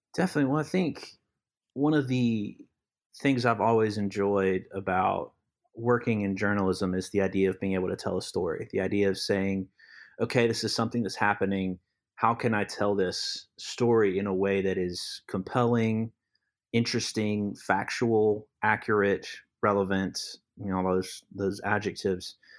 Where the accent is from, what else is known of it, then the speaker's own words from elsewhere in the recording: Lee County, North Carolina, United States; also born or lived in Alamance County; I'm from Lee County, which is south of Chatham, um, just south, and so I've been ar-, around Chatham for many years since I was born